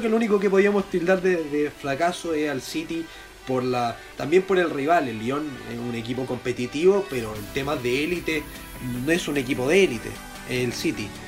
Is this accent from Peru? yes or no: no; Chile; yo como chileno